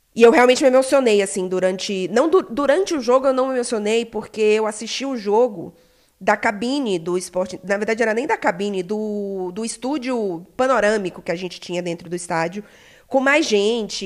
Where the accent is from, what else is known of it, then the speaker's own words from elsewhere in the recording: Belém, Pará, Brazil; sou de Belém do Pará